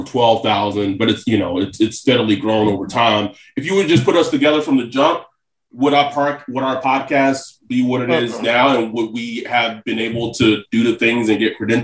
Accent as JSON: {"language": "English", "country": "United States", "tie": "born or raised there", "also_born_or_lived": "Pacific Time zone", "moved": "yes", "said": "I was born and raised in Central Time"}